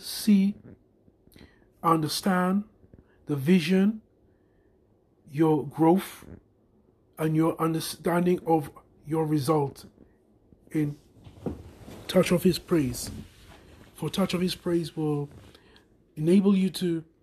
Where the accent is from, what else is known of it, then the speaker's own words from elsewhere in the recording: Trinidad & Tobago; now in United Kingdom; I'm originally from Trinidad